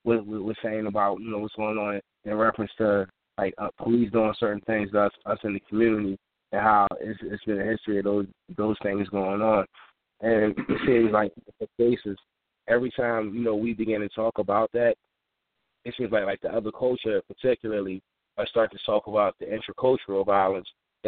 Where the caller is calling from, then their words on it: Philadelphia, Pennsylvania, United States; I'm calling in from West Philly.